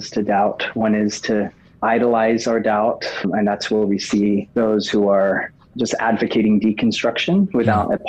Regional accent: Oxford, South East England, United Kingdom; moved away; also born or lived in Hawaii; I was actually born in Oxford. So it was like going back home in some ways for me.

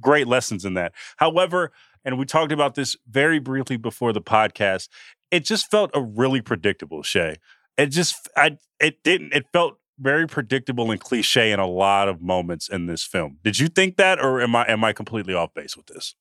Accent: Oakland, California, United States; born or raised there

